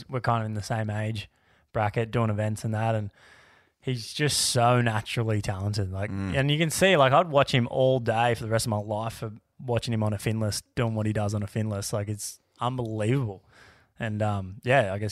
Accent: Cronulla, New South Wales, Australia; growing up in Cronulla

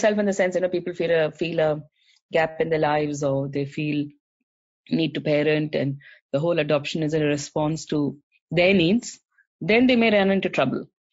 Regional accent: South India, India; now in Australia; So we are from South India. We speak Tamil at home.

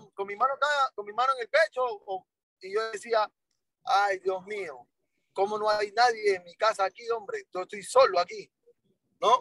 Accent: Colombia; moved away; yo estaba en Colombia porque nosotros nos criamos en Colombia.

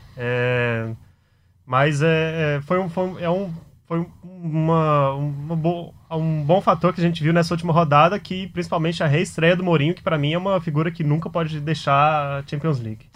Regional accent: Goiás, Brazil; moved away; eu sou, sou goiano

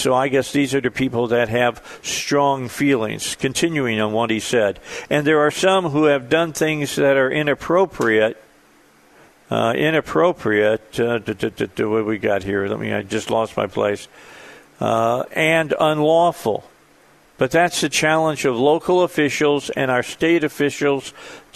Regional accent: outside of Chicago, Illinois, United States; moved away; also born or lived in Gary, Indiana; I was born in Gary, Indiana. I was raised outside of Chicago

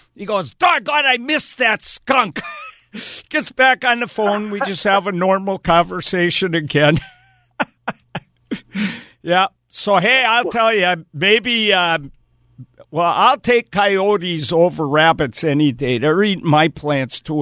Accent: Wisconsin, United States; I grew up in Wisconsin

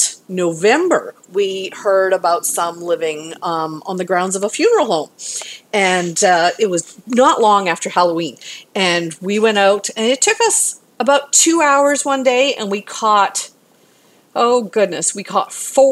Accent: Canada; now in Houston, United States; I'm from Canada originally

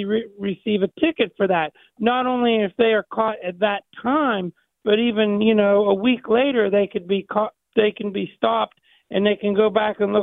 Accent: Ohio, United States; I'm from Ohio, just across the river

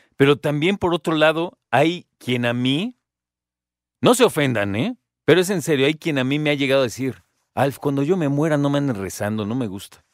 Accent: Mexico

